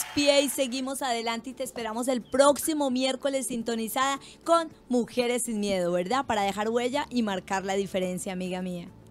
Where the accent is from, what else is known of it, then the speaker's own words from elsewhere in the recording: Colombia; como colombianos